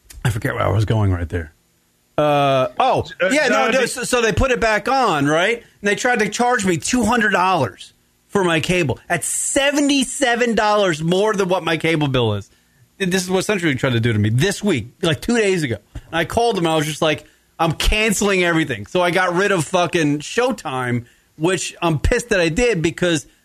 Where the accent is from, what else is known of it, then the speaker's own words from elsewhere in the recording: United States; I'm American